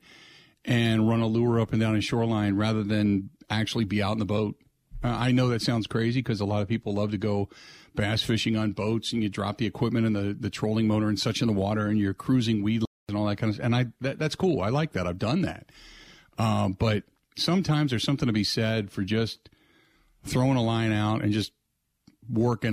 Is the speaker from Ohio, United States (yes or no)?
yes; Cincinnati, Ohio, United States; I grew up during the week, we were in the city of Cincinnati